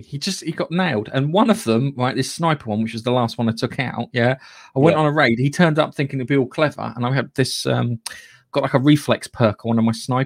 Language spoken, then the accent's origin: English; United Kingdom; Being British